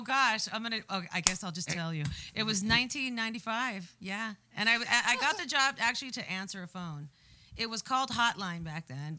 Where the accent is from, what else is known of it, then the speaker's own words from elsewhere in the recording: Chula Vista, California, United States; also born or lived in National City, California; I've always lived down here. Oh, so okay. I grew up in Chula Vista and all around this area. We lived over here, even off of, right off of Paradise Valley Road, Barranca Court, where it used to be called Bonita Grande.